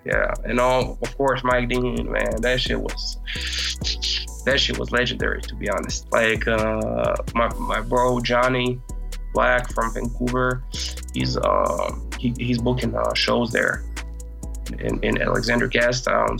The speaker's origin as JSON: {"language": "English", "country": "Croatia", "said": "I'm from Croatia."}